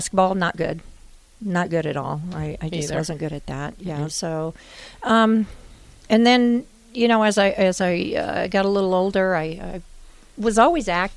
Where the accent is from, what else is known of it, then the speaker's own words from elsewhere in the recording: Omaha, Nebraska, United States; also born or lived in Wyoming; I grew up in Omaha.